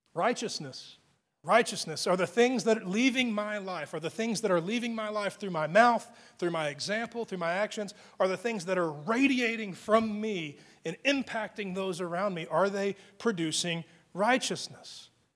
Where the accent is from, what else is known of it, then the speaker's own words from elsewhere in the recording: Texas, United States; being a Texan, and, and it's the way we speak here.